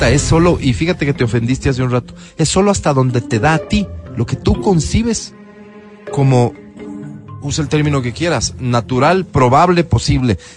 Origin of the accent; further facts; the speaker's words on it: Madrid, Community of Madrid, Spain; now in Mallorca, Spain; Soy de Madrid, vivo en Mallorca.